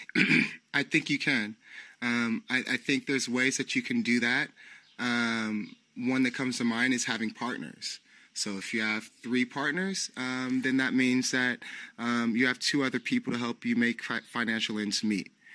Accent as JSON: {"language": "English", "town": "San Francisco", "region": "California", "country": "United States", "tie": "born or raised there", "moved": "as an adult", "lives_now": "Portugal", "said": "I'm from San Francisco, California. Um, I was born and raised there"}